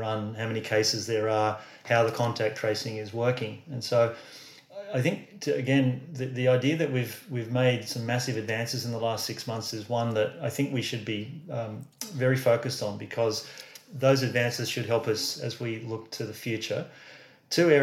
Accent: Australia; I'm an Aussie

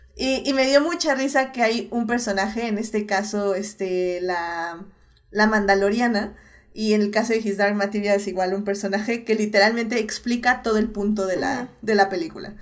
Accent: Mexico

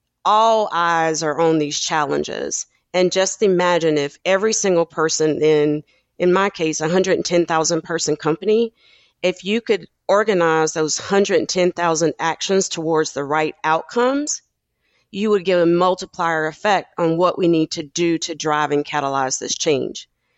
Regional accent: South Carolina, United States; even from a kid growing up in South Carolina and deciding to move my family to the West Coast because of some racial issues that I faced as a kid

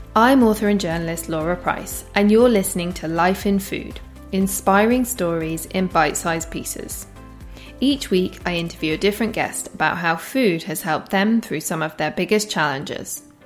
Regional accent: Shepley, Yorkshire and the Humber, United Kingdom; I'm from Shepley

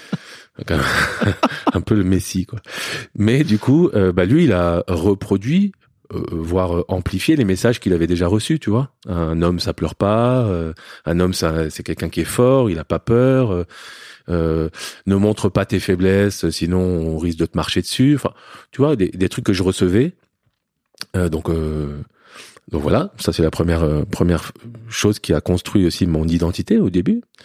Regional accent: Paris, Île-de-France, France; born or raised there; also born or lived in Lebanon

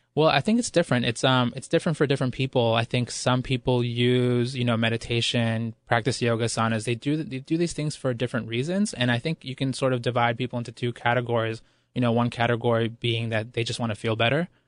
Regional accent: Ecuador; moved away; I was born in Ecuador, and the word pueblo there, it refers to, you know, the masses of impoverished people, and, and that, those are really my roots

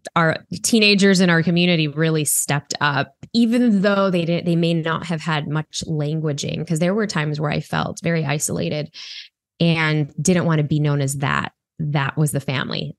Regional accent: Chicago, Illinois, United States; I grew up in Chicago

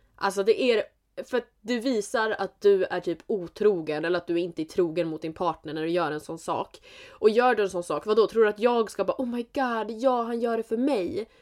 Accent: Jämtland, Sweden; Vi är från Jämtland, Jämtland Härjedalen

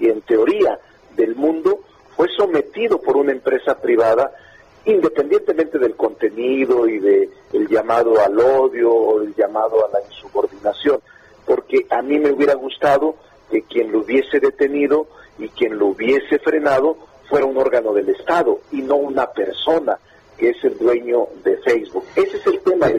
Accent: Zacatecas, Mexico; moved away as an adult; now in Mexico City, Mexico; yo realmente soy como una especie de chilango zacatecano

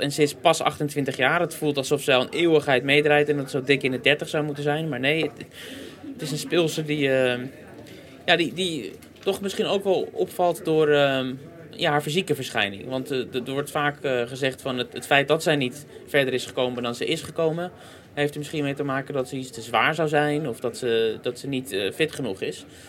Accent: Netherlands; als Nederlanders

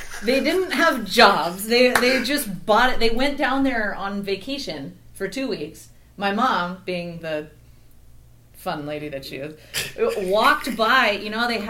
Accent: Napa Valley, California, United States; I was born in the Napa Valley

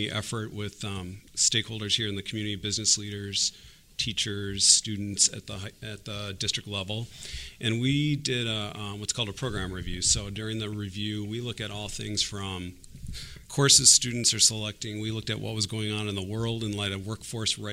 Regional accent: Port Washington, Wisconsin, United States; I was born and raised in Port Washington

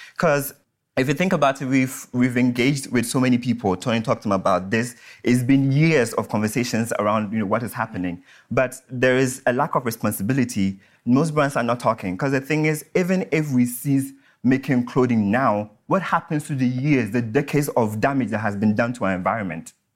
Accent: Ghana; so I'm from Ghana

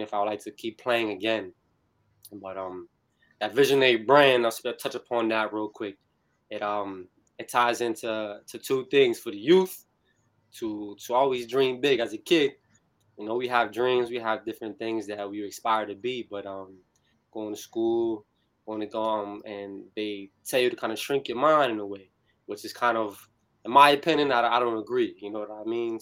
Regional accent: New Bern, North Carolina, United States; I'm from Harhead, New Bern, for those who know. I went to New Bern High School

